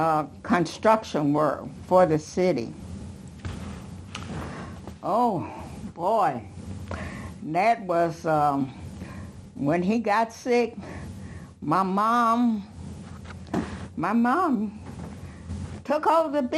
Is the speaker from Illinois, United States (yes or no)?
yes; Chicago, Illinois, United States; We grew up in Progressive Baptist Church, which was at 37th in LaSalle at the time. And then the Dan Ryan hadn't been built.